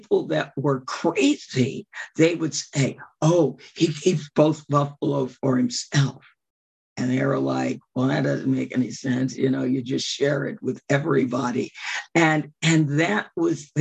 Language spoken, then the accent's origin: English; Chicago, Illinois, United States; I grew up in Chicago